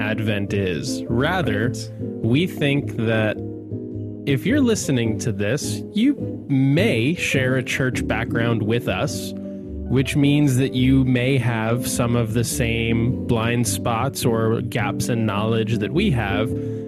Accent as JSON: {"language": "English", "town": "Calgary", "region": "Alberta", "country": "Canada", "tie": "born or raised there", "said": "I grew up in Calgary"}